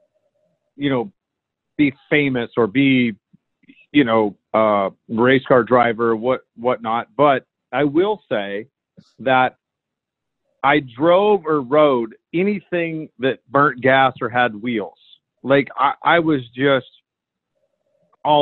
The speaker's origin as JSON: {"language": "English", "area": "the Northwest", "region": "Pacific Northwest", "country": "United States", "tie": "born or raised there", "said": "I grew up in the Northwest"}